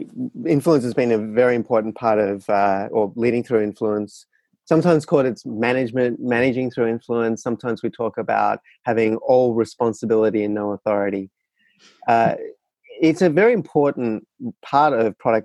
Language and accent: English; Australia; moved away as an adult; now in San Francisco, United States; I am actually a resident of San Francisco, but was born and bred in Australia.